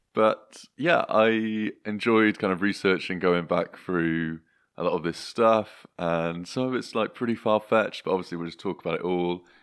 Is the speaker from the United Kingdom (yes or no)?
yes; Gloucestershire, South West England, United Kingdom; moved away; are back in Gloucestershire, which is my hometown